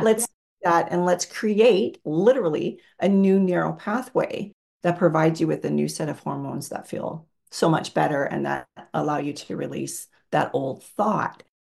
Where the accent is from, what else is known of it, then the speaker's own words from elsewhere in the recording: Canada; I'm from Canada